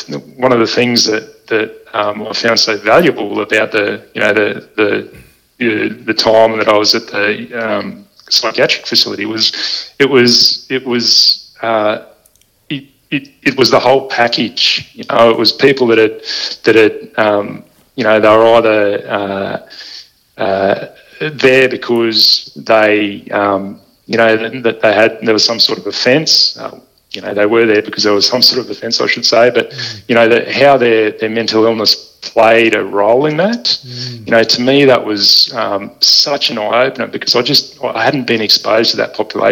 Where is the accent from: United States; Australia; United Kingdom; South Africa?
Australia; Balmoral; when I was growing up in Balmoral